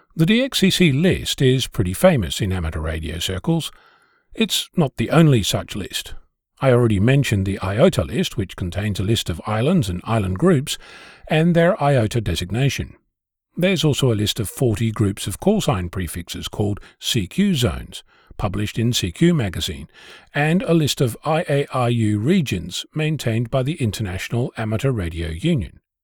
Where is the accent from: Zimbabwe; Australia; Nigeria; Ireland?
Australia; As an Australian